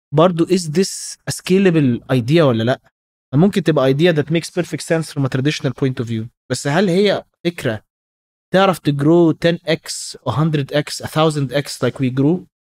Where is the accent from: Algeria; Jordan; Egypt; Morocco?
Egypt; عندنا في مصر